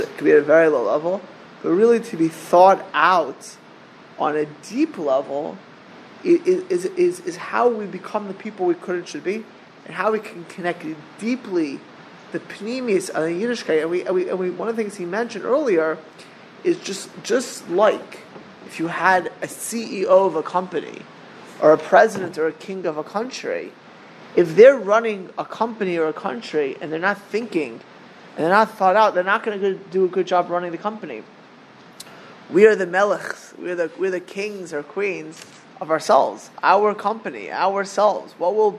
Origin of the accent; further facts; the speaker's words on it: Miami Beach, Florida, United States; We grew up in Miami Beach together